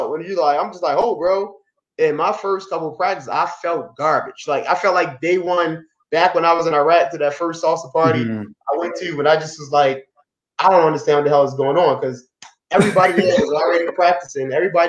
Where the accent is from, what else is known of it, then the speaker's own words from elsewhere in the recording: Baltimore, Maryland, United States; I'm coming from Baltimore where people were.